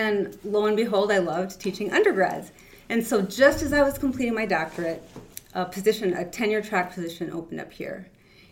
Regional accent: Hinckley, Minnesota, United States; also born or lived in Willow River, Minnesota; I grew up in Hinckley, small town, Minnesota

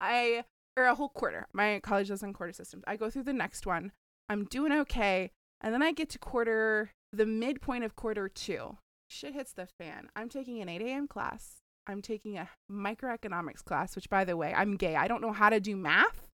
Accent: the South, United States; I'm from the South.

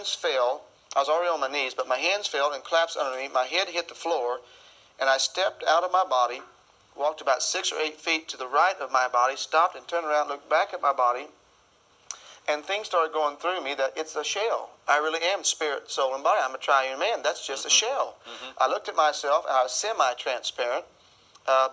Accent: Arkansas, United States; I was raised in Arkansas

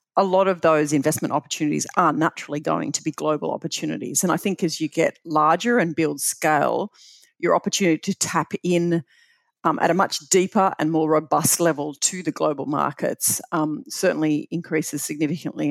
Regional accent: Bathurst, New South Wales, Australia; growing up in Bathurst was just uh, phenomenal

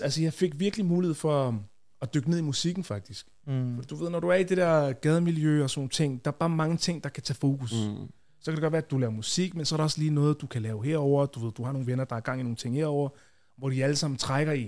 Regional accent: Copenhagen, Capital Region of Denmark, Denmark; jeg voksede op i Tingbjerg, øh, og så boede vi der, øh, til jeg var var jeg været måske 13-14

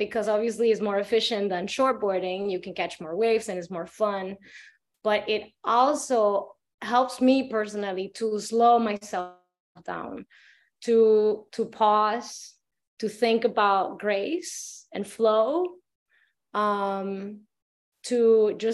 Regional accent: Dominical, Puntarenas, Costa Rica; Um, was born and raised in Dominical Beach, Costa Rica.

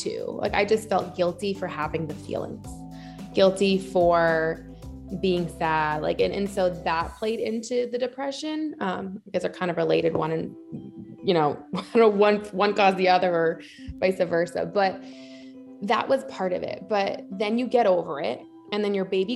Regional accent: Massachusetts, United States; moved away; also born or lived in Detroit / San Francisco; I grew up in Massachusetts

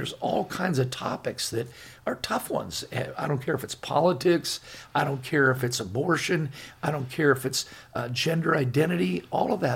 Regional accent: Laguna Beach, California, United States; I grew up in Laguna Beach.

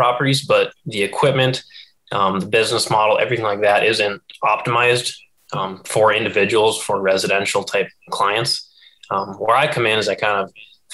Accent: Moorhead, Minnesota, United States; moved away as an adult; now in Grand Rapids, United States; I'm born and raised in Moorhead, Minnesota

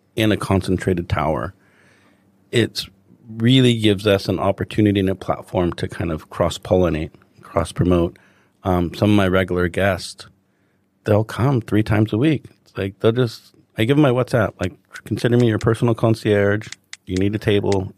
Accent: Los Angeles, California, United States; moved away as an adult; now in Hong Kong; I'm from Los Angeles originally

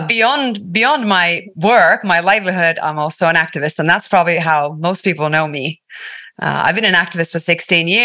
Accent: Tampere, Pirkanmaa, Finland; first language Finnish; English is a second language; moved away as an adult; also born or lived in London / San Francisco; I was born in the Nordic jungle in Finland, in Suomi. I grew up with the trees in a very small town.

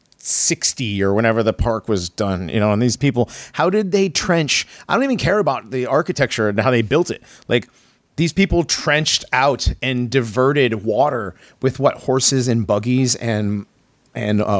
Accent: Connecticut, United States; I grew up in Connecticut and going in New York and going back and forth between those two.

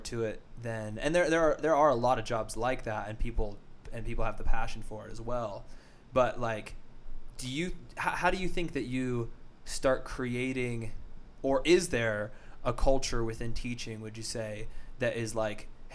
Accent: Arvada, Colorado, United States; I grew up in Arvada in mm-hmm. the suburbs of Colorado

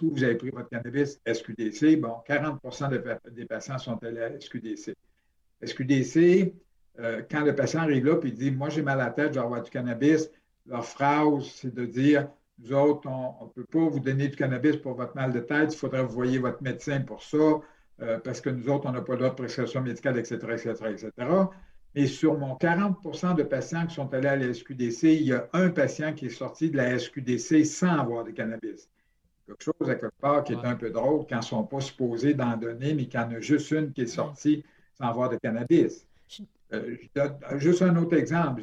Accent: Sherbrooke, Quebec, Canada; je suis de Sherbrooke à la base

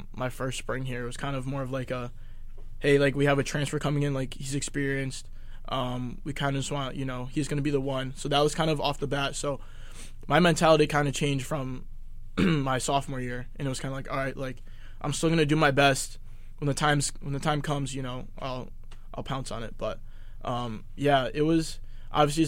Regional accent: Connecticut, United States; also born or lived in Rhode Island; we're both from Connecticut.

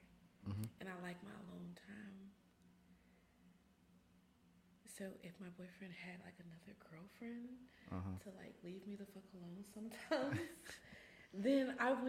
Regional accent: Memphis, Tennessee, United States; I grew up in East Memphis.

